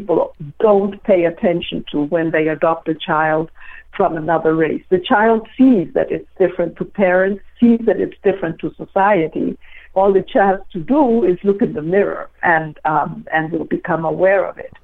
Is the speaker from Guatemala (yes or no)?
yes; Guatemala City, Guatemala Department, Guatemala; moved away as an adult; now in United States; I was born and was in Guatemala City, and I was there for 15 years